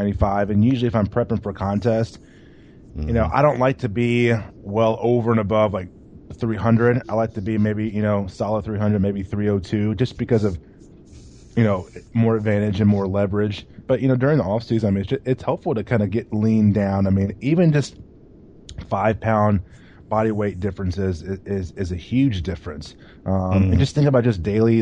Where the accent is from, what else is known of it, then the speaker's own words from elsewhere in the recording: Louisville, Kentucky, United States; my hometown, Louisville, Kentucky